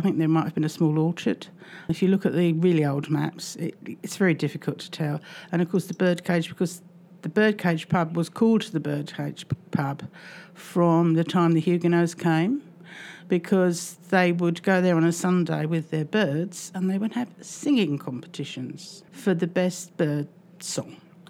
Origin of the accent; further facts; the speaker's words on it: London, United Kingdom; I was born in 1952 in Bethnal Green Hospital, and I lived at 77 Columbia Road until I was 21.